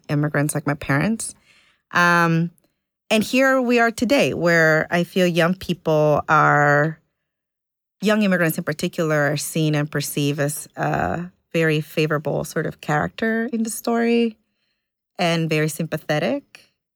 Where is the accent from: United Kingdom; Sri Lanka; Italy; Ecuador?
Ecuador; moved away; I was born in Ecuador